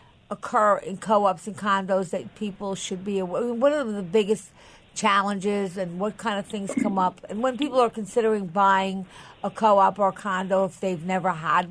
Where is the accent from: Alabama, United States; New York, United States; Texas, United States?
New York, United States; Long Island; I grew up on Long Island.